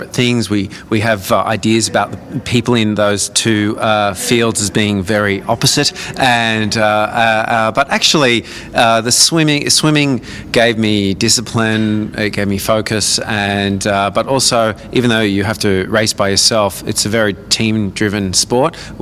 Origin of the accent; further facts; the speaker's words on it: Newcastle, New South Wales, Australia; also born or lived in Brisbane / Toronto; now in Adelaide, Australia; I grew up in Newcastle